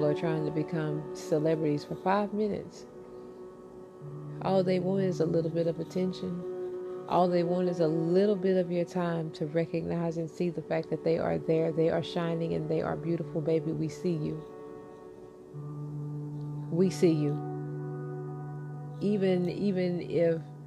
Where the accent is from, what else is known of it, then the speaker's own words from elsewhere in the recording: United States; as American citizens